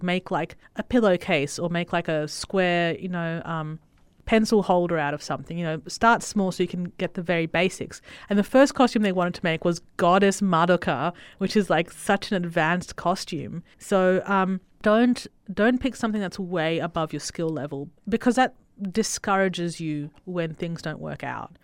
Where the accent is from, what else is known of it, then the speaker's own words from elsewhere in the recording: Italy; moved away; I was born in Italy